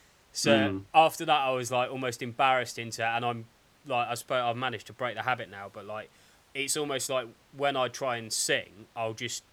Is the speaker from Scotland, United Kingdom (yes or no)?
no; Dorset, South West England, United Kingdom; also born or lived in Cambridge; where are you from? I was like, Dorset. He's like, where were you born? I was like, Cambridge.